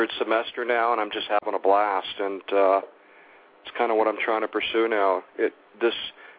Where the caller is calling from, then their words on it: Calabasas, California, United States; I'm in Calabasas, local.